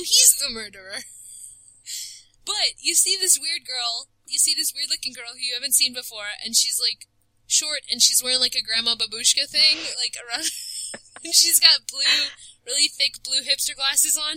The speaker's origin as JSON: {"language": "English", "country": "United States", "said": "I am American"}